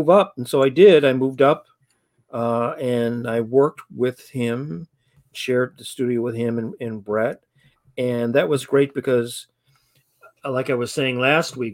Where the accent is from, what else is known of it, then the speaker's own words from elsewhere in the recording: Detroit, Michigan, United States; I grew up in Michigan, grew up in Detroit